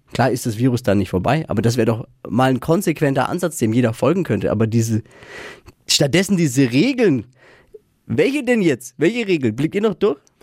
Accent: Nuremberg, Bavaria, Germany; in Deutschland und in Franken und überhaupt bei uns in Nürnberg

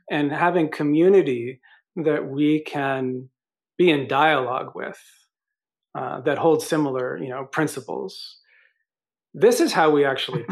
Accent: New York, United States; I'm from New York

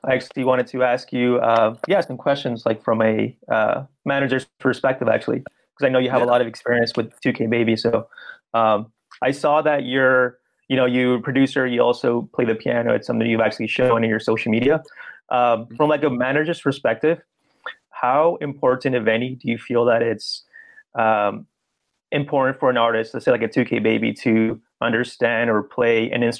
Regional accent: Peru; now in Los Angeles, United States; I'm from LA. Originally from Peru, but I live in the LA area.

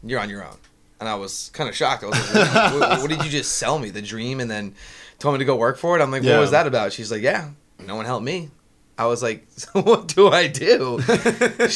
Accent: South Florida, United States; I'm from South Florida

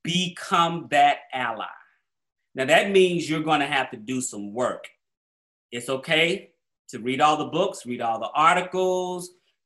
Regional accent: Atlanta, Georgia, United States; I grew up in Black Atlanta. Everything I saw that was inspiration to me growing up in Atlanta was Black.

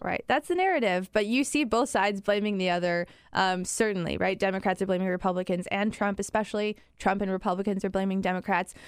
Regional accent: Chicago, Illinois, United States; moved away; back home in Chicago

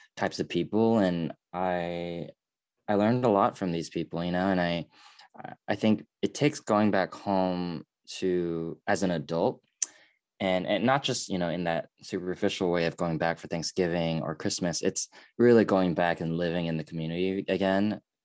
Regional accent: United States; I am Korean, but I'm also American

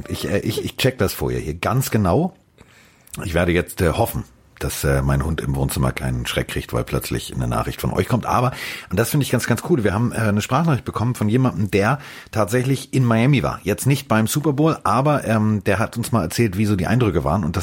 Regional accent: Hamburg, Germany; ich bin Hamburger.

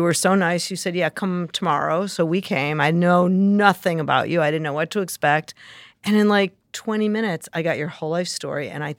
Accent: Chicago, Illinois, United States; now in New Jersey, United States; I am not. I'm originally from Chicago.

